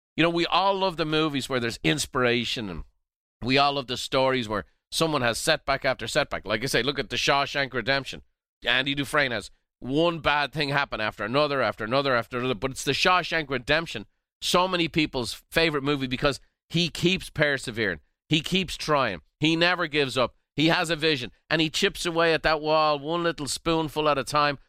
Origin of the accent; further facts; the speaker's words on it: Ireland; now in United States; I'm a, an American by choice, Irish by birth